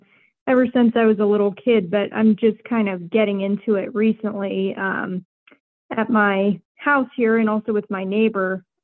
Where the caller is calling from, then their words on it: Pennsylvania, United States; I'm from Pennsylvania.